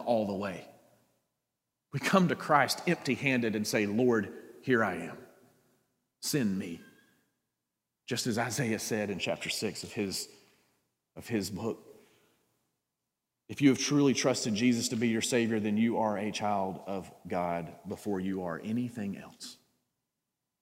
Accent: South Georgia, United States; I'm from South Georgia. It doesn't get much more south than that, okay? I grew, born and raised.

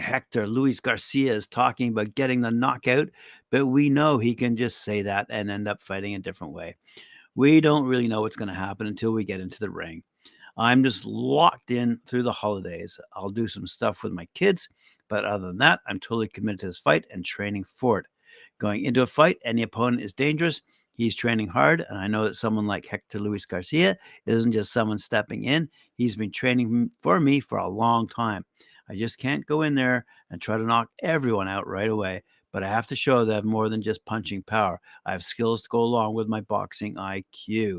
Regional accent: Aleppo, Aleppo Governorate, Syria; born there; moved away; I was born in Aleppo. My dad is from Syria, but my mom is from Madrid in Spain.

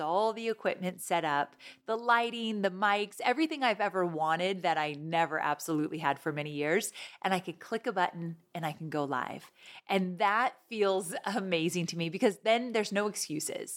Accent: Orange County, Southern California, United States; We grew up in Southern California, Orange County area.

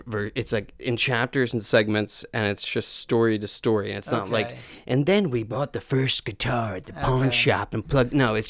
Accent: Conshohocken, Pennsylvania, United States; I'm from Conshohocken.

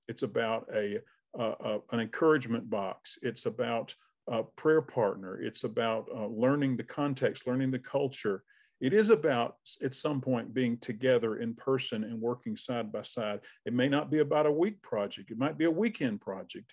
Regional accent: Albany, Georgia, United States; moved away as an adult; now in North Georgia, United States; I'm from Albany.

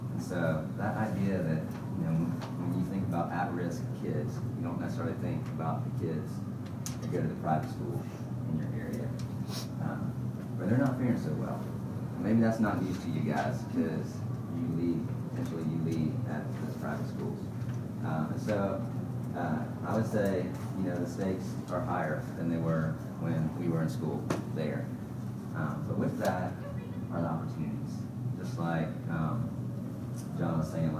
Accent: Columbia, South Carolina, United States; I'm from Columbia, South Carolina. I was born and raised there

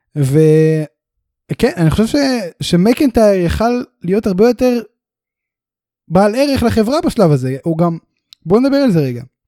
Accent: Beersheba, Southern District, Israel; אנחנו שנינו גדלנו ומתחנכים וזה בבאר שבע

